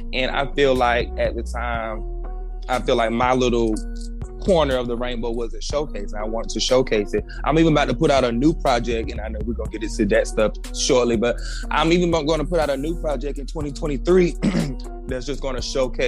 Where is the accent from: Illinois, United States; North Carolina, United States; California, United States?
North Carolina, United States; I told them I was from North Carolina. I'm country.